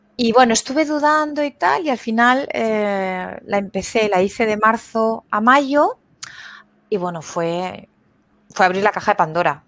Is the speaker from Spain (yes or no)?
yes; Spain; moved away as an adult; also born or lived in Frankfurt; now in Germany; soy de España, pero mm, me vine de Erasmus hace 20 años aquí y aquí me quedé